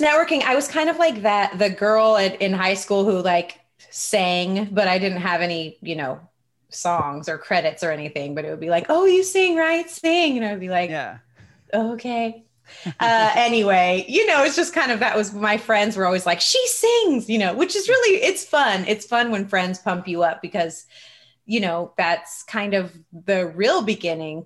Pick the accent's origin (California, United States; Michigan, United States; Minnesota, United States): California, United States; Redwood City; grew up in Redwood City and I started doing music in the local hip hop and rap scene